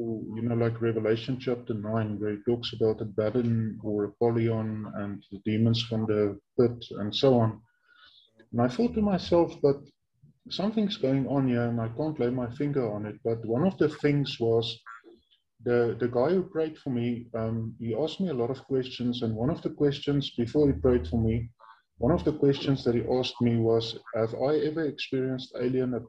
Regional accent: Bloemfontein, Free State, South Africa; I was born in 1986 in my hometown where I'm currently living, Bloemfontein. Now, this is in central South Africa in a province that is called the Free State Province.

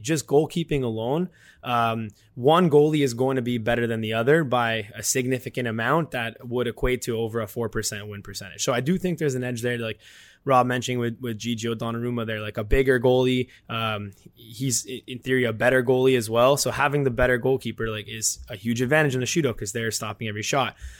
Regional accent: Canada; we're from, we're from Canada

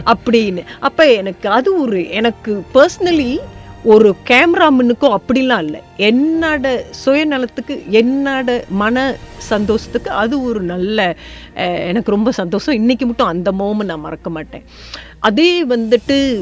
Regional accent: Malaysia; தோட்டப்புறத்துலேருந்து பிறந்து வளர்ந்தனால

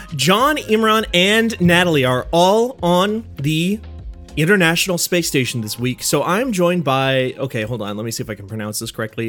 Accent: North Dakota, United States; I've never moved out of, um, North Dakota p, per, in any kind of permanent fashion

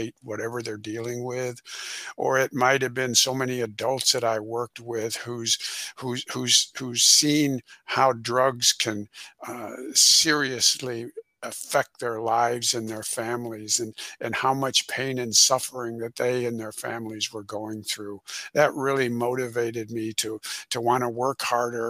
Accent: Rockford, Illinois, United States; I'm originally from Illinois. In Rockford, Illinois, which is about 90 miles northwest of Chicago

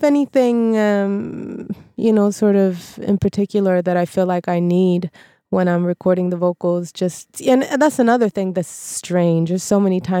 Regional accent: Sweden; as a half Japanese Swede

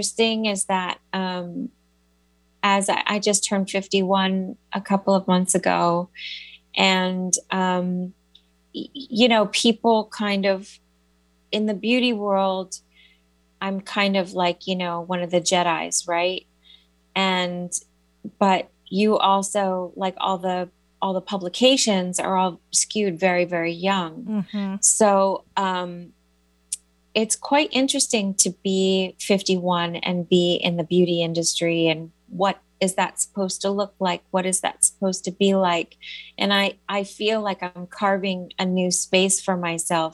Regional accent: New York City, New York, United States; I'm such a New Yorker

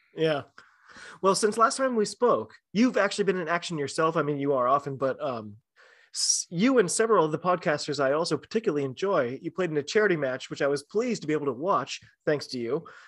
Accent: United States; I'm an American rugby fan

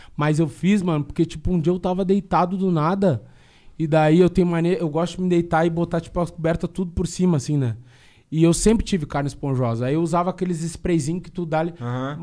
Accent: Rio Grande do Sul, Brazil; eu sou gaúcho

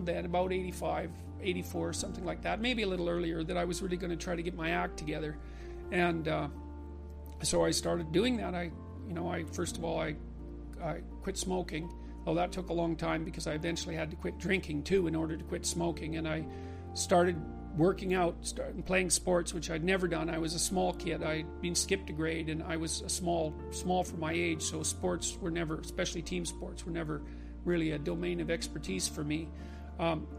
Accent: Fairview, Alberta, Canada; born or raised there

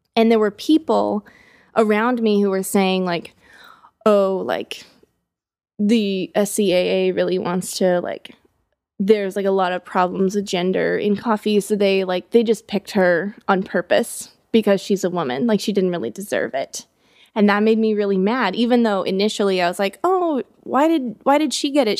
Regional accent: United States; being an American

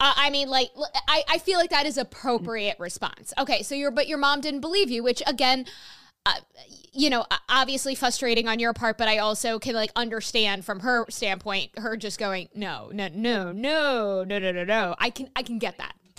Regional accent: New York, United States; my home state of New York

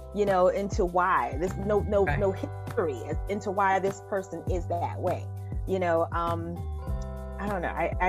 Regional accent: Beaufort, South Carolina, United States; You know, growing up in South Carolina, you're in Beaufort, especially, we had 3 military bases.

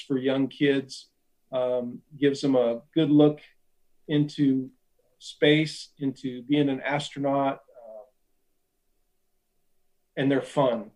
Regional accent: Ashland, Nebraska, United States; this kid from Ashland, Nebraska

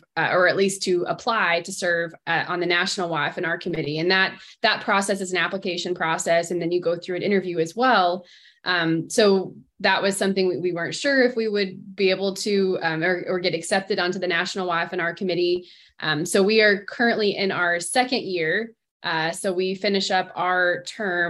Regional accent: Indiana, United States; now in West Texas, United States; I'm originally from the Midwest, so I grew up in Indiana, spent some time traveling around as I grew up

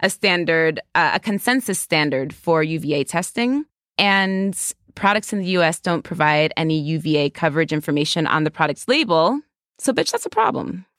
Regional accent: New York, United States; I'm a New Yorker.

